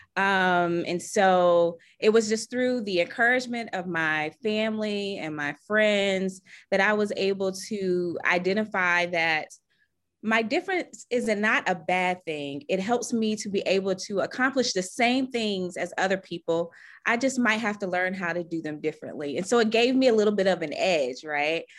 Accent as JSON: {"language": "English", "town": "Charlotte", "region": "North Carolina", "country": "United States", "said": "I'm from Charlotte, North Carolina"}